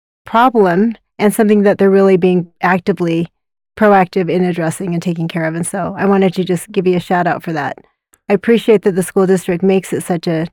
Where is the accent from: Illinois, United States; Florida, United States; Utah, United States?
Utah, United States; also born or lived in South Korea; I grew up down in Utah County, and I am Korean by birth. And my sister and I are both adopted